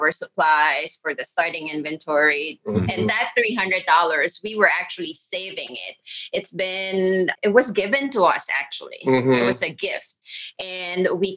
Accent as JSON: {"language": "English", "country": "Philippines", "moved": "as an adult", "lives_now": "United States", "said": "I'm from the Philippines"}